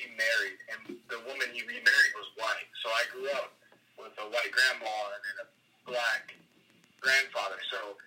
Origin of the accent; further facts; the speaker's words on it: Pennsylvania, United States; moved away as an adult; now in Southern California, United States; I grew up in Pennsylvania. I wasn't really near, like, a big city